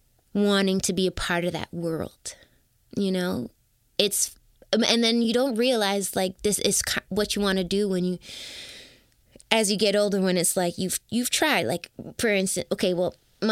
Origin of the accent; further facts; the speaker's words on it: Toronto, Ontario, Canada; I'm from Toronto.